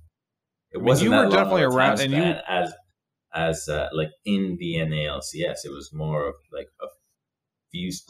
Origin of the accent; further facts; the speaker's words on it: Venezuela; now in Vancouver, Canada; I was born in Venezuela